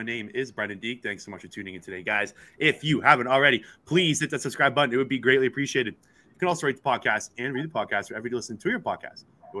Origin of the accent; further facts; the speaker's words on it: Ajax, Ontario, Canada; Ajax, Ontario, where I am from. That's my hometown.